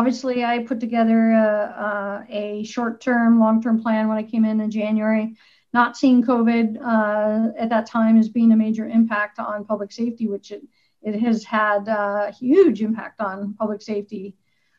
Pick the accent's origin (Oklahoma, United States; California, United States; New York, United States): California, United States; born there; also born or lived in Washington; But I was born in Southern California and moved various parts of the country part of my younger life.